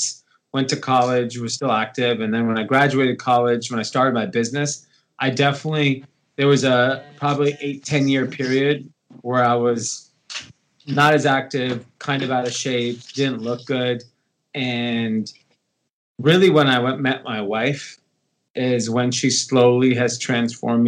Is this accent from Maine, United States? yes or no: no; Los Angeles, California, United States; I grew up in Los Angeles, California. Grew up in the suburbs of LA, an area called Granada Hills